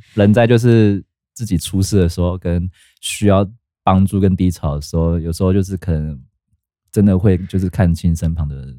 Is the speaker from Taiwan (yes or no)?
yes; southern Taiwan, Taiwan; moved away; 我老家在南部啦